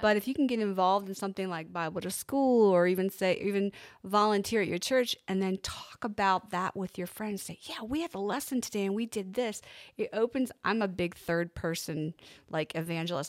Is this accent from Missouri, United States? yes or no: no; Pennsylvania, United States; I'm from Pennsylvania